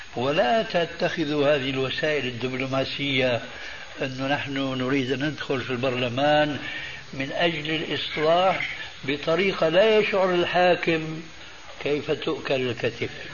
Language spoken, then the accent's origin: Arabic; Syria; moved away; عندنا في سوريا